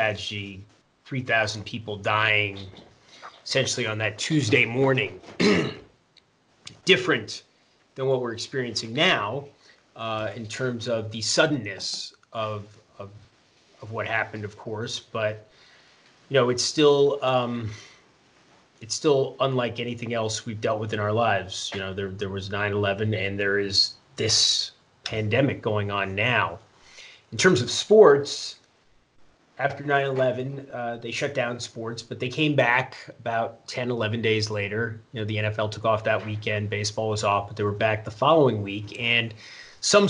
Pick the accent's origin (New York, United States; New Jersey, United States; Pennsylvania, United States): New York, United States; New York City; now in Westport, Connecticut, United States; My hometown is New York City.